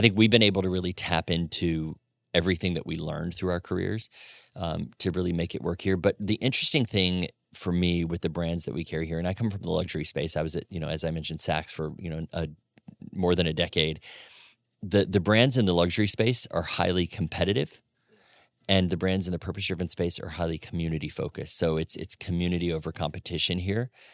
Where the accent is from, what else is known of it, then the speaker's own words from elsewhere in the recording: Florida, United States; moved away as an adult; also born or lived in Atlanta / Birmingham, Alabama / Knoxville, Tennessee / New York City; now in Fort Wayne, United States; born and raised in Florida